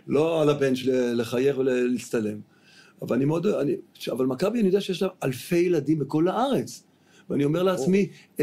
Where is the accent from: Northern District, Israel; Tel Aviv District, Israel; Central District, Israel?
Tel Aviv District, Israel; Tel Aviv; also born or lived in United States; אני גר... גרתי בדיזנגוף